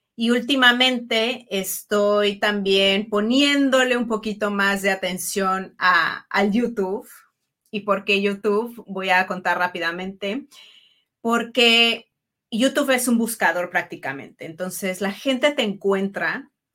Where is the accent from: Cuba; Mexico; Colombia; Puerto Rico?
Mexico; also born or lived in Italy; soy mujer mexicana, italiana